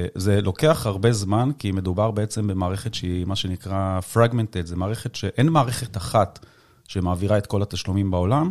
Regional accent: the Krayot, Haifa District, Israel; אני במקור מהקריות

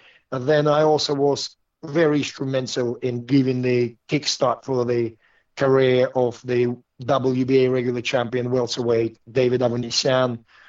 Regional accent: Russia; also born or lived in London; now in Southampton, United Kingdom; Just Southampton was the town I came to from Russia and stayed my home. I lived in London for a while, but I came back to Southampton

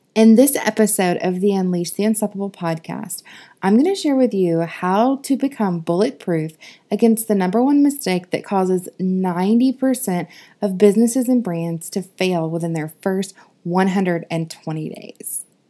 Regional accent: the South, United States; I'm from the South

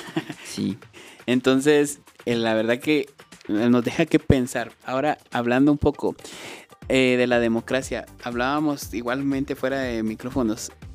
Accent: Guatemala; nosotros somos guatemaltecos

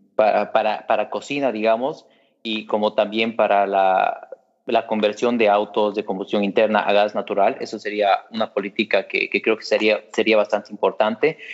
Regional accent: Bolivia; como bolivianos

